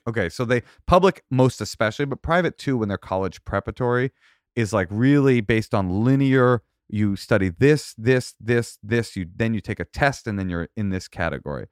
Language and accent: English; Oakland, California, United States; I grew up in Oakland